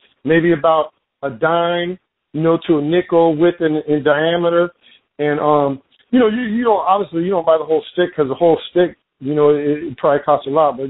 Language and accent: English; Lemoore, California, United States; I was born and raised in California. I was actually born out in the desert in this town called Lemoore, where they actually, they fly like Navy fighters and stuff out there.